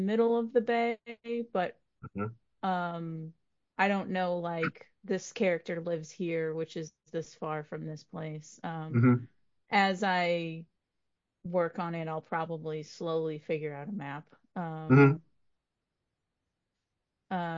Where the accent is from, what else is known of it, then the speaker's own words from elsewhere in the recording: Waltham, Massachusetts, United States; my hometown is Waltham, Massachusetts